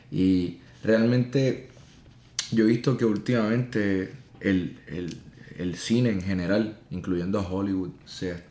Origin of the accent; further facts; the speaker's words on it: Puerto Rico; Yo crecí en el campo, en una casita pequeña